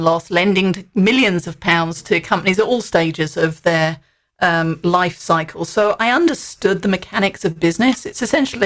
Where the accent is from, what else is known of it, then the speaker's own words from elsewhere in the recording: United Kingdom; moved away; Being British